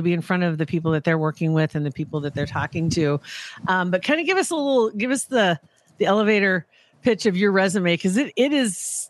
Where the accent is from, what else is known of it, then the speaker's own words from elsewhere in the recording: Ashland, Nebraska, United States; He's from my hometown, from Ashland, and he's here in Nebraska with us